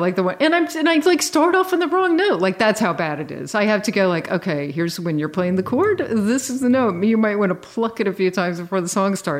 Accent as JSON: {"language": "English", "region": "Virginia", "country": "United States", "tie": "born or raised there", "said": "I grew up in Virginia. It wasn't sort of a real hotbed of FM radio"}